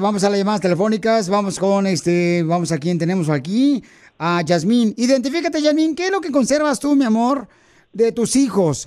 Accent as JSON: {"language": "Spanish", "town": "Monterrey", "region": "Nuevo León", "country": "Mexico", "tie": "born or raised there", "moved": "yes", "said": "yo nací en Monterrey, Nuevo León"}